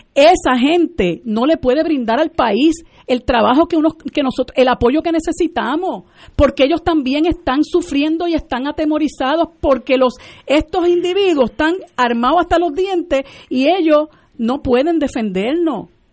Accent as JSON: {"language": "Spanish", "country": "Puerto Rico"}